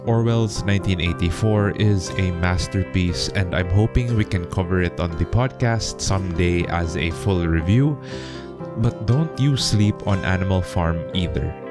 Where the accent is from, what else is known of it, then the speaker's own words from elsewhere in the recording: Philippines; my home country of the Philippines